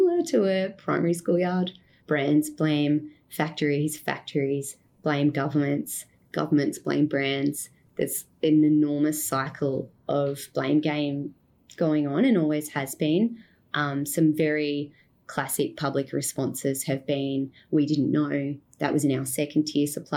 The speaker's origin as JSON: {"language": "English", "country": "Australia", "moved": "as an adult", "lives_now": "Cambodia", "said": "Being Australian and living in Cambodia"}